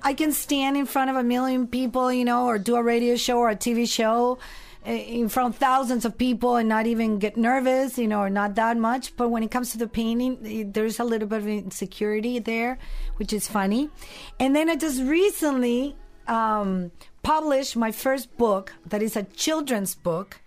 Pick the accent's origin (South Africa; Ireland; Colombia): Colombia; moved away; also born or lived in San Diego; this Colombian girl